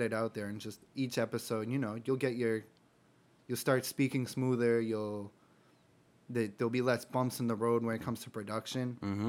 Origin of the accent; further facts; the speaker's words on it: Boston, Massachusetts, United States; We're Celtics fans. We're from Boston for the most part. We're Celtics fans.